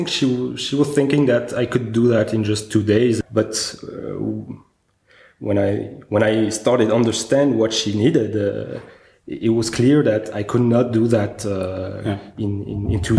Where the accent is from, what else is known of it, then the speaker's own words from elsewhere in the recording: Bitche, Grand Est, France; moved away; also born or lived in Paris / Los Angeles / Bordeaux / Berlin; I grew up in France, close to the border of Germany, in a very little city called the Beach